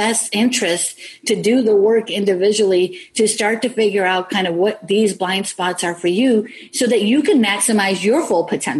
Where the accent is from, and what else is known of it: Elmwood Park, Illinois, United States; born or raised there